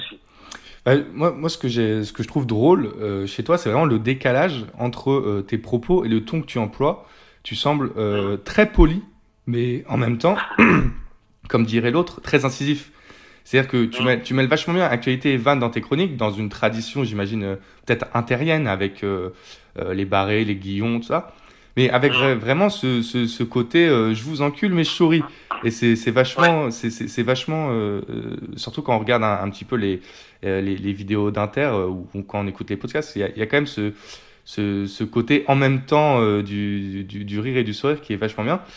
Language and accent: French; Normandy, France; je suis de Normandie.